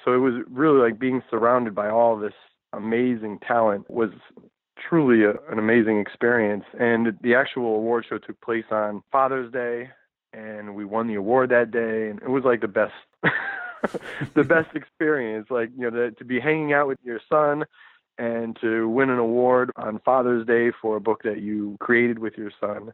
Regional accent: Connecticut, United States; moved away as an adult; also born or lived in New York; now in California, United States; I'm from the East Coast, I'm from Connecticut and New York, and those those are the places I've lived

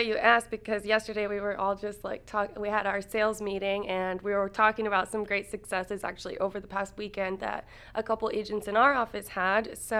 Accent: Scotland, United Kingdom; moved away as an adult; And let's see, my background is that I came from Scotland, actually, in 2000. Our whole family lived here, came here in 2000.

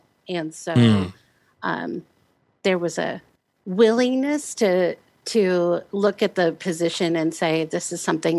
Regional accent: Omaha, Nebraska, United States; Originally Omaha, Nebraska.

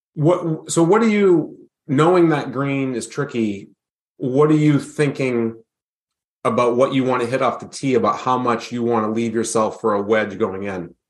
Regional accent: New Hampshire, United States; my home state

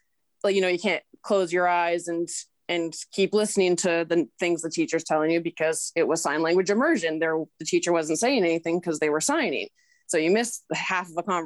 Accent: British Columbia, Canada; born or raised there; first language English

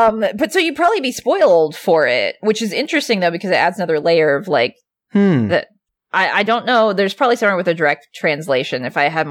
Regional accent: Alaska, United States; moved away; my home state

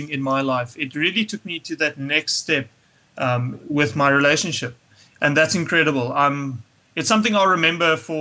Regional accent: St. Francis Bay, Eastern Cape, South Africa; moved away; also born or lived in Pretoria; I grew up in St. Francis Bay in the Eastern Cape.

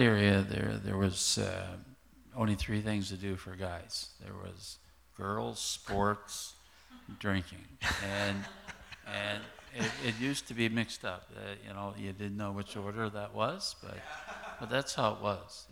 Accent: eastern shore of Nova Scotia, Canada; I grew up in a um, area on the eastern shore of Nova Scotia.

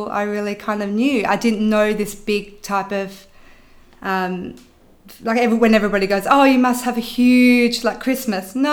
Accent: Western Australia, Australia; Um, really good. I had a really good childhood. Um, it was very much like an Italian upbringing.

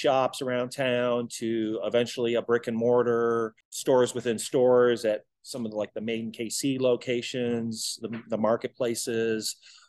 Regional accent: Detroit, Michigan, United States; now in Kansas City, United States; Originally grew up in Detroit. So I'm not a Kansas City native.

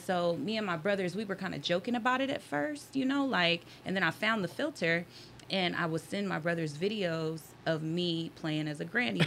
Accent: Las Vegas, Nevada, United States; I was born and raised in Las Vegas

